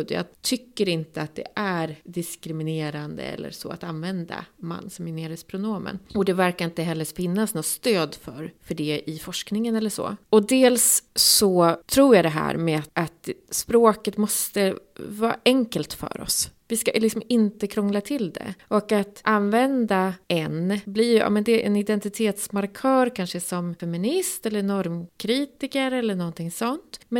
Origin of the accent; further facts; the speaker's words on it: Gävle, Gävleborg County, Sweden; det vet jag för jag kommer ju från Gävle.